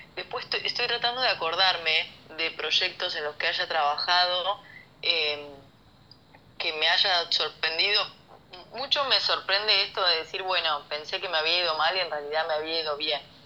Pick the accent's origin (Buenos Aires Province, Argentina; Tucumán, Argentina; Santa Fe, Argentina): Santa Fe, Argentina; Rafaela; moved away as an adult; now in Buenos Aires, Argentina; somos de Rafaela, como te decía antes, familia numerosa